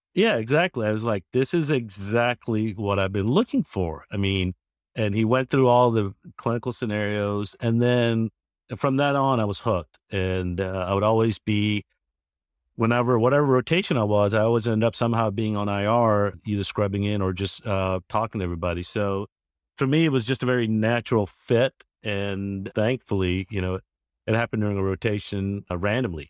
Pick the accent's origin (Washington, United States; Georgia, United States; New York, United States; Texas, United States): Georgia, United States; I'm originally from Georgia itself.